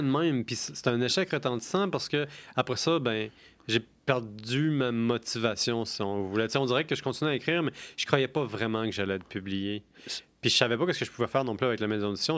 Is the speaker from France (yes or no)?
no; Quebec, Canada; je suis québécois